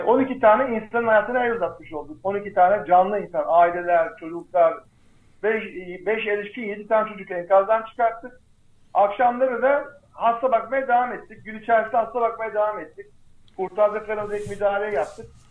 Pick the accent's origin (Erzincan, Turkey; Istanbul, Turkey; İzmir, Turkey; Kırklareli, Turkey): Erzincan, Turkey; ben mesela Erzincanlıyım